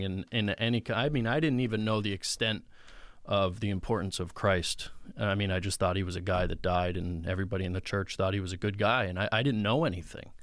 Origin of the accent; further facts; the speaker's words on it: Mountain Top, Pennsylvania, United States; now in Mifflinville, United States; I grew up in Mountaintop, Pennsylvania